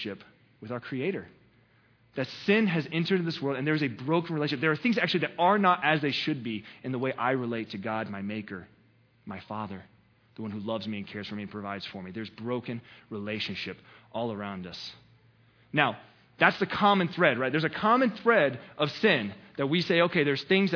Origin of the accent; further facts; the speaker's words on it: the South, United States; I'm from the South, right? Because it was never the word sin. It was sinna, right? We always put an A there on the end, sinna in your life. That's what we do in the South